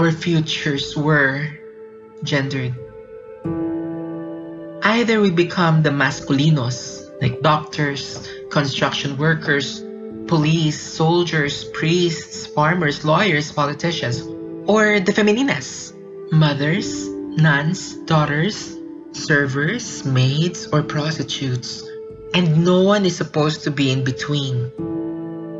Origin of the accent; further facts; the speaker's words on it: Philippines; I grew up in the Philippines